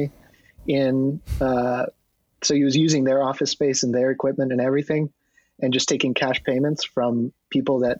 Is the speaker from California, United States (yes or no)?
yes; California, United States; also born or lived in New Jersey; now in Los Angeles, United States; I was born there, and we moved out to California when I was, you know, younger than I can remember